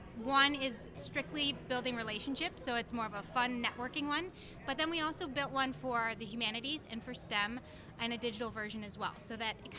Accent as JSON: {"language": "English", "town": "Tinley Park", "region": "Illinois", "country": "United States", "said": "I'm an instructional technology coach for Orland School District, and I'm from Tinley Park."}